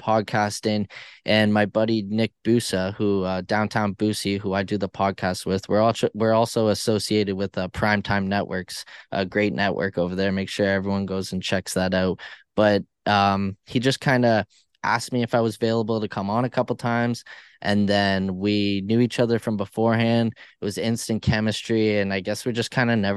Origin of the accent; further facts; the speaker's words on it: near Toronto, Ontario, Canada; I'm not far from Toronto.